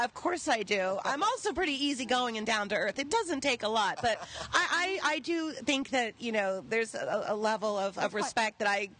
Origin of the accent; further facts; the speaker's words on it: Los Angeles, California, United States; We grew up on Spanish architecture in L.A.